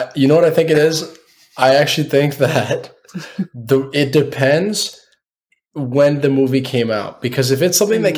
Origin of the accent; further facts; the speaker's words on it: United States; we're all American.